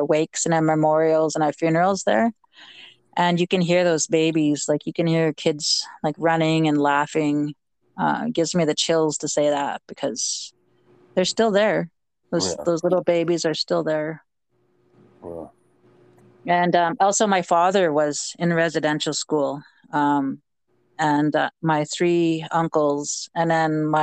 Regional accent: Regina, Saskatchewan, Canada; also born or lived in James Smith Cree Nation, Saskatchewan; my hometown

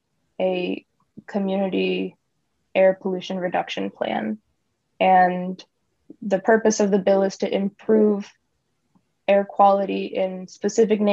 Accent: Dallas, Texas, United States; moved away as an adult; now in California, United States; Growing up in Texas, I always was surrounded by big oil and its culture

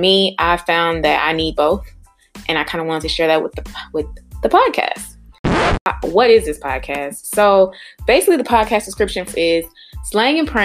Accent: St. Louis, Missouri, United States; now in Cleveland, United States; born and raised in St. Louis

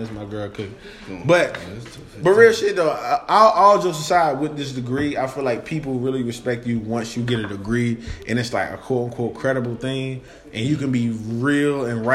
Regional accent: Raleigh, North Carolina, United States; I'm from Oak City, North Carolina

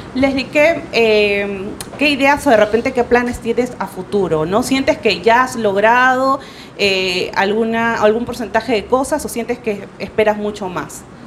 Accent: Lima, Peru; yo eh, soy de Villa El Salvador

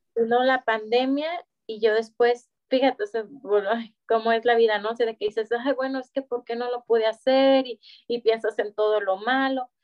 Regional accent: Guadalajara, Jalisco, Mexico; moved away as an adult; now in Monterrey, Mexico; yo soy de Guadalajara junto con toda mi familia y llegamos aquí a Monterrey hace tres años

